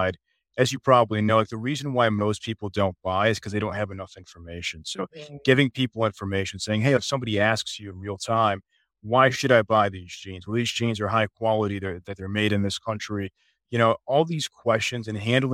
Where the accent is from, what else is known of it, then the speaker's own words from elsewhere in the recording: Chicago, Illinois, United States; moved away as an adult; now in Dallas, United States; I'm originally from the Chicago area